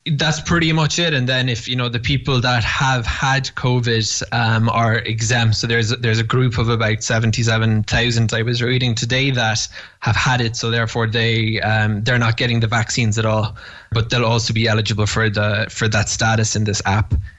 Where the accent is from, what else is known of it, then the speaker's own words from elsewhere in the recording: Cork, Munster, Ireland; moved away as an adult; now in Jerusalem, Israel; I grew up Jewish in Cork